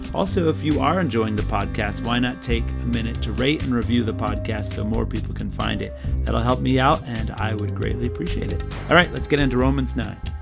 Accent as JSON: {"language": "English", "region": "North Carolina", "country": "United States", "said": "I'm from North Carolina, from a large homeschool family."}